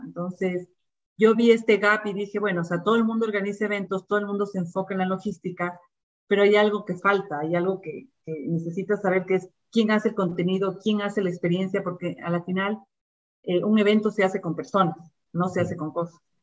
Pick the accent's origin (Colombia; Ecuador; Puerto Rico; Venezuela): Ecuador; como todo ecuatoriano, digamos, amamos al, nuestro país